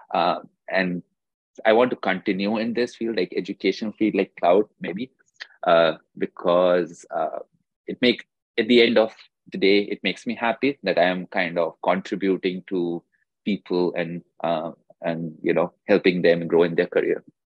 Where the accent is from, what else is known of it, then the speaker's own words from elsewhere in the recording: India; moved away as an adult; I did my undergrad degree uh, from India itself